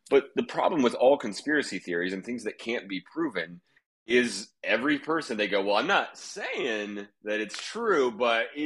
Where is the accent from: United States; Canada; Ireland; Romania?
United States; Oklahoma; I'm from Oklahoma, and I'm from like survivalist people and the like the more alt-right weirdo part of the country